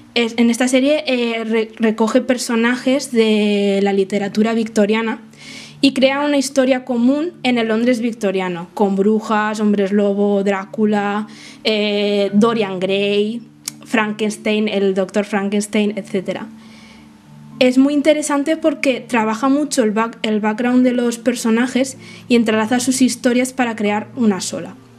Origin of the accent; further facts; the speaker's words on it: Spain; soy autora española de fantasía y ciencia ficción